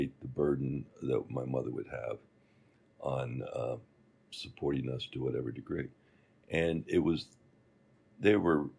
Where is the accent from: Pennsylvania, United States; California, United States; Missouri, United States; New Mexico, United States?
Pennsylvania, United States; Kingston; I grew up in Kingston, Pennsylvania, which is right across the river from Wilkes-Barre.